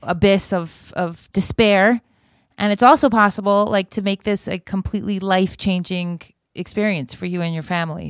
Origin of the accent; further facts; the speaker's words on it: Miami Beach, Florida, United States; I grew up in Miami Beach